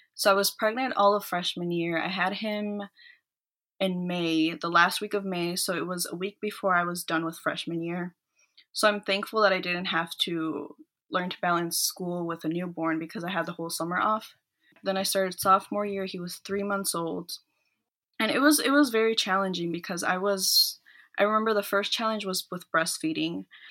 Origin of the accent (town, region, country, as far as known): Minnesota, United States; born or raised there; also born or lived in El Salvador